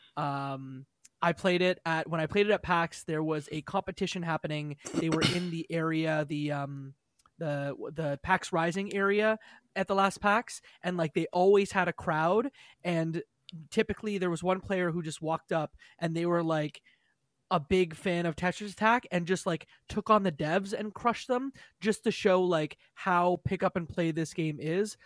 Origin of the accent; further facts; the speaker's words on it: Canada; I'm Canadian